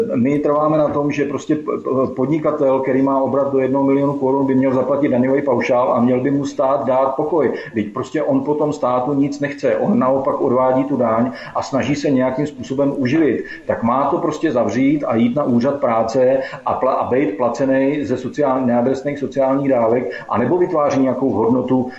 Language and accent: Czech; Liberec, Liberec Region, Czechia; u nás v Liberci je to buď to do kopce, nebo z kopce